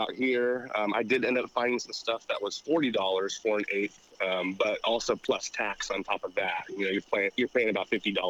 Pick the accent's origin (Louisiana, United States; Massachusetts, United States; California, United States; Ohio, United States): California, United States; moved away; I'm from California